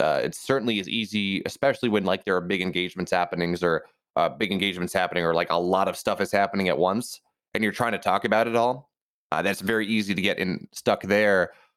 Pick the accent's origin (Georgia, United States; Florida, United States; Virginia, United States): Virginia, United States; we're both from Virginia